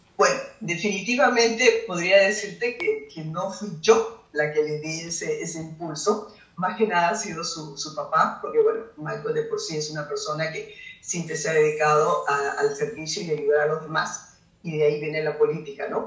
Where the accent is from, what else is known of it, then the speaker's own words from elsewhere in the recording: Peru; para nosotros como peruanos es un orgullo